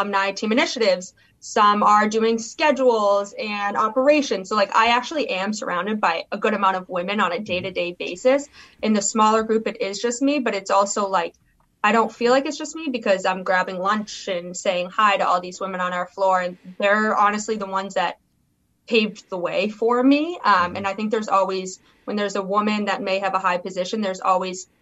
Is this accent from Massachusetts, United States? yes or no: yes; Boston, Massachusetts, United States; moved away; I'm from Boston, born and raised